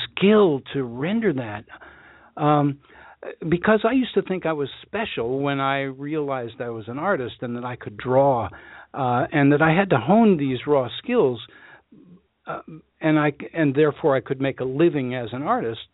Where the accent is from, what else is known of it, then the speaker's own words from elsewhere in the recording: Washington, District of Columbia, United States; I grew up in Washington D.C., which is hot as living hell